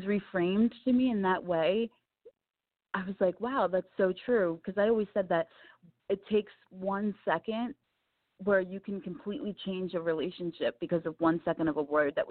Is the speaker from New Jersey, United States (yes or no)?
yes; Camden, New Jersey, United States; I came from Camden, New Jersey, and I was born and raised surrounded by so much chaos and angst